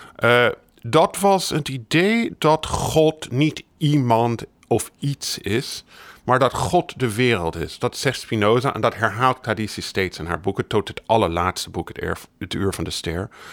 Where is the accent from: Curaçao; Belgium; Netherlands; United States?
United States; Ik ben in de Verenigde Staten opgegroeid